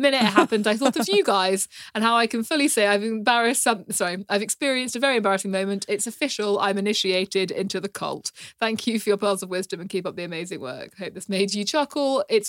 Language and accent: English; United Kingdom